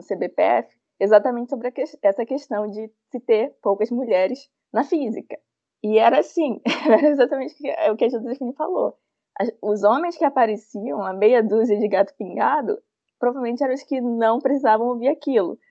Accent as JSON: {"language": "Portuguese", "region": "Ceará", "country": "Brazil", "moved": "yes", "lives_now": "Rio de Janeiro, Brazil", "said": "Eu sou cearense"}